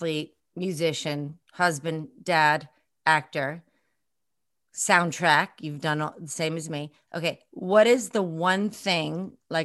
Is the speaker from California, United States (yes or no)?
no; New York City, New York, United States; me growing up in Brooklyn. I mean, I didn't grow up where you grew up, but I grew up in Flatbush